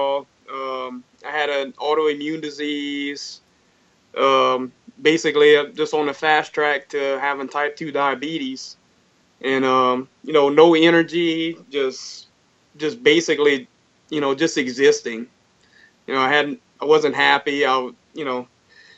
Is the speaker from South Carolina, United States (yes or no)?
no; Thibodaux, Louisiana, United States; I'm from Thibodaux, Louisiana as well.